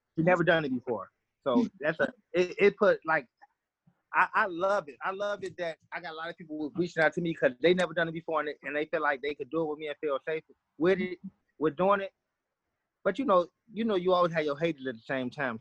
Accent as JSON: {"language": "English", "town": "Chicago", "region": "Illinois", "country": "United States", "said": "I'm from Chicago, um, southeast side of Chicago"}